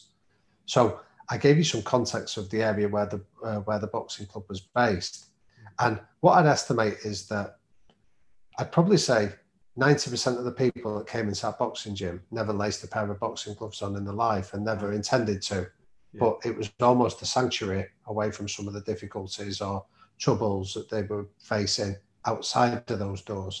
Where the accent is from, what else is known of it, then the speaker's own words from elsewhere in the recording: Manchester, North West England, United Kingdom; I grew up in North Manchester.